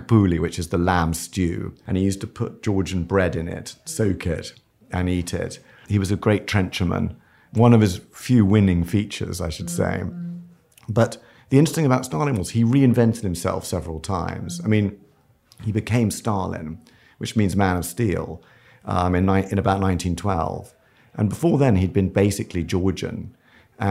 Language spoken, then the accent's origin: English; London, United Kingdom; we grew up in a very kind of strange household because the surgery was under the house in Kensington.